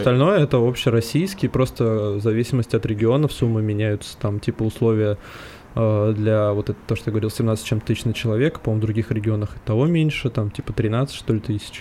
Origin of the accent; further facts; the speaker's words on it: Moscow, Russia; мы москвичи